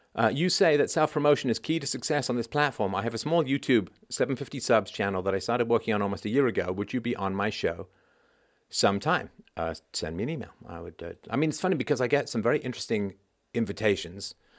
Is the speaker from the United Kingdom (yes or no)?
yes; England, United Kingdom; accent: pseudo intellectual accent; now in Canada; when I was a kid, I grew up in England